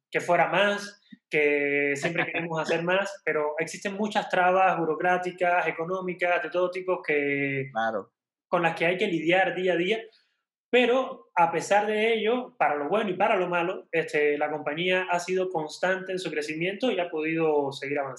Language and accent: Spanish; Mexico; moved away; Para mí como extranjero, como, yo la he visto en, bueno, soy mexicano, estoy naturalizado hace ya también unos, unos cuantos años.